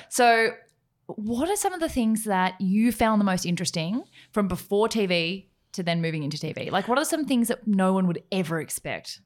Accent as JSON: {"language": "English", "area": "Gippsland", "region": "Victoria", "country": "Australia", "said": "I'm from Gippsland."}